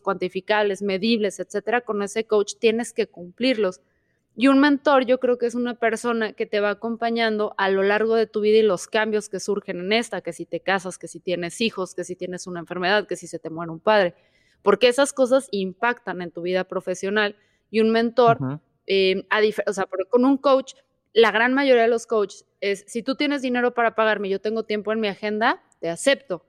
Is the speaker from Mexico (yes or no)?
yes; Mexico; como mala mexicana